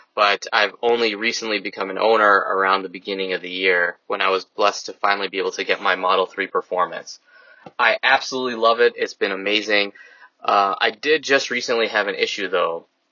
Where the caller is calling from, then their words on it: Naperville, Illinois, United States; from Naperville calling